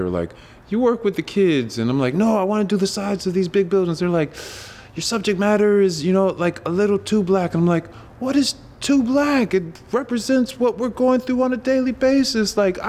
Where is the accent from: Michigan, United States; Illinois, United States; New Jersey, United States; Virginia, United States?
Virginia, United States; I was born and raised in Northern Virginia. I have been an artist ever since I was small, grew up in a military family, so got to travel a lot when I was young.